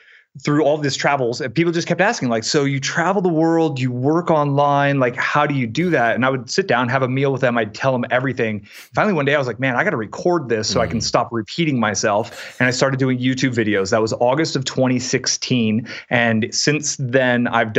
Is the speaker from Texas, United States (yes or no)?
no; San Francisco Bay Area, California, United States; I grew up in the San Francisco Bay Area.